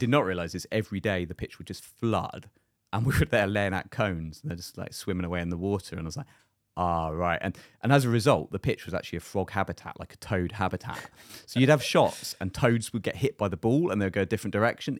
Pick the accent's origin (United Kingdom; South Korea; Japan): United Kingdom; moved away; being the British guy